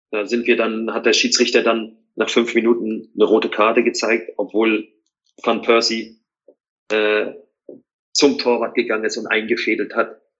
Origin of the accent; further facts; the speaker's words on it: East Germany, Germany; ich bin ja kein Hamburger Junge, ne? ich bin ja im Osten groß geworden.